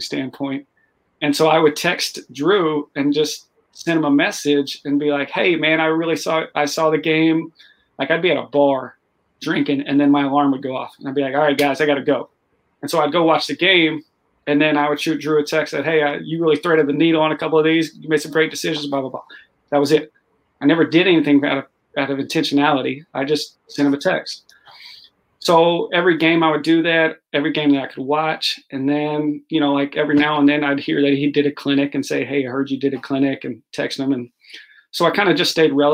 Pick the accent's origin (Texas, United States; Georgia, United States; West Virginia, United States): Texas, United States; Austin; now in St. Louis, United States; born and raised Austin, Texas